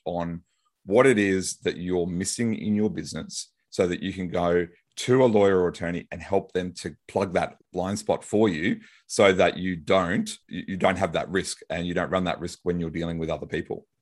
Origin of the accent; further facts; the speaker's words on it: Brisbane, Queensland, Australia; might recognize my accent, I'm from Brisbane, Australia